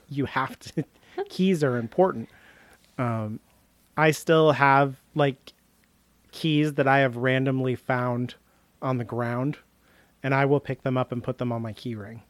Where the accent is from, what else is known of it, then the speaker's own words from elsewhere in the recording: United States; I'm American